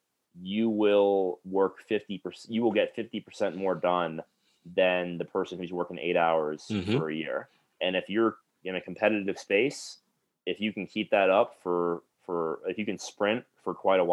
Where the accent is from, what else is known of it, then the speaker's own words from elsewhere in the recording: South Florida, United States; moved away; I'm from South Florida, so I do occasionally go home and see my family